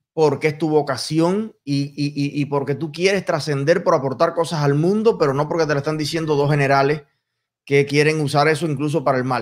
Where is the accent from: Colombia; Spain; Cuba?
Cuba; moved away; soy cubano